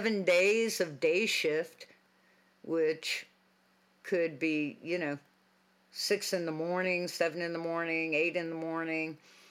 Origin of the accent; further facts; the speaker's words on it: Boston, Massachusetts, United States; I grew up in Boston. I knew how to drive and the rotaries and all of that.